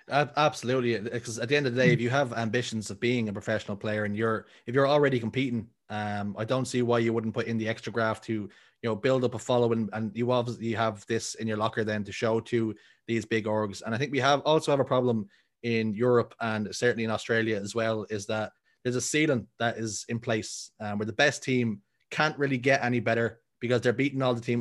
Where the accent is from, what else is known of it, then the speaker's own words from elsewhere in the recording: Dublin, Leinster, Ireland; I'm born and raised in Dublin in a tough spot, a r-, pretty rough area called Talla